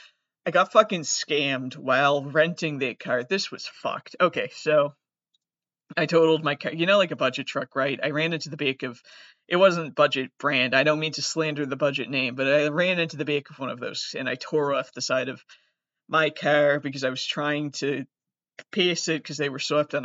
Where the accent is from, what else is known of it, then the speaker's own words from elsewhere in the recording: Massachusetts, United States; I am from Massachusetts